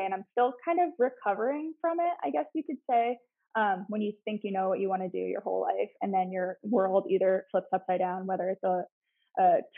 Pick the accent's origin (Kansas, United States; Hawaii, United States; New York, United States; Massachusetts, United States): New York, United States; Cooperstown; moved away as an adult; now in Charlotte, United States; I started in upstate New York. I'm from Cooperstown, New York.